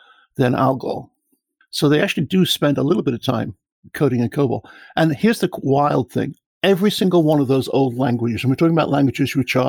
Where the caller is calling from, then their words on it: north of Dallas, Texas, United States; I'm calling you about 40, 50 miles north of Dallas